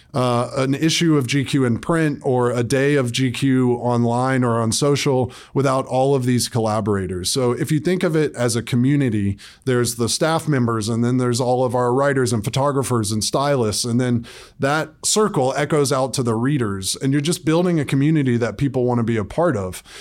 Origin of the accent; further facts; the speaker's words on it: Atlanta, Georgia, United States; moved away as an adult; now in New York City, United States; I grew up in Atlanta, Georgia, and then moved to New York City when I was eighteen